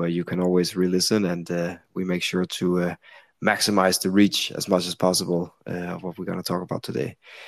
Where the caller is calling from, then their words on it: Copenhagen, Capital Region of Denmark, Denmark; I'm sitting here in Copenhagen, in Denmark.